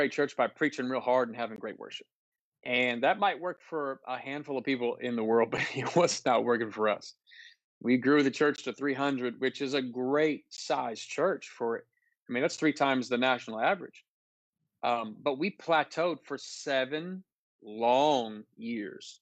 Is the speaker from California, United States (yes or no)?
yes; Oakland, California, United States; also born or lived in Philippines / Ohio / Sacramento; I was born in the Philippines on the missionary field. My parents moved us to Ohio, and he pastored there for about 3 years, and then moved to Oakland, where I was raised for my adolescence. And I'm kind of a Bay Area boy